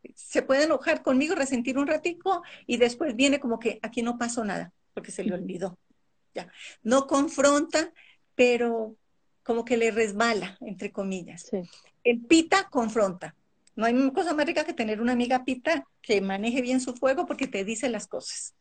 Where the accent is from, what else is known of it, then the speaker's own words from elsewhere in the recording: Colombia; now in Ecuador; nací en Colombia, viví parte de mi vida en Colombia y me vine a vivir ya va a ser 27 años aquí al Ecuador